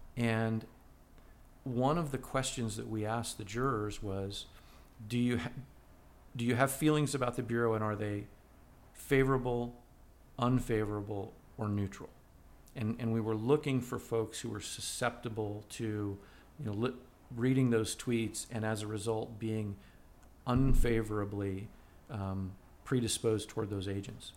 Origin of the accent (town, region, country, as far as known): United States